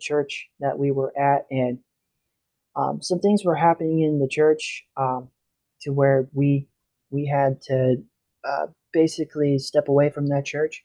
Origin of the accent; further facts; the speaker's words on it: Illinois, United States; I was born in Illinois, where I grew up with my mom and dad and my family